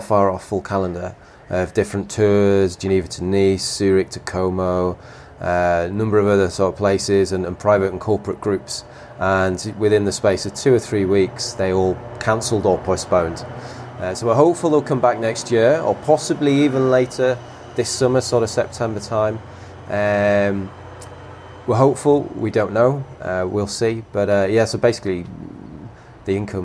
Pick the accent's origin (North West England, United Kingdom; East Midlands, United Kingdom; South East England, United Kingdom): North West England, United Kingdom; Kendal, Cumbria, the Lake District; also born or lived in Switzerland; now in Verbier, Switzerland; I'm originally from Kendling, Cumbria, the Lake District.